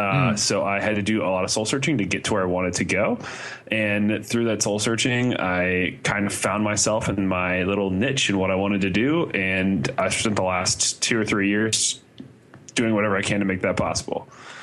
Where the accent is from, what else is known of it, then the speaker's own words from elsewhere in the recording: Indiana, United States; because I grew up in Indiana, but I went to school in Ohio.